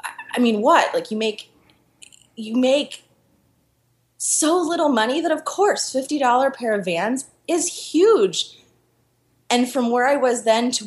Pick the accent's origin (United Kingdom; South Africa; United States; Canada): United States; Philadelphia, Pennsylvania; also born or lived in Costa Rica / Chile; my hometown of Philadelphia